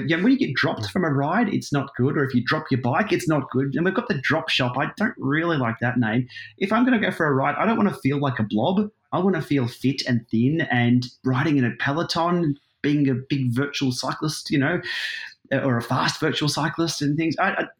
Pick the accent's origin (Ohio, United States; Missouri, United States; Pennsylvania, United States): Ohio, United States; everybody once knew we're all from Ohio, but now that joke sort of falls flat now about being from Ohio.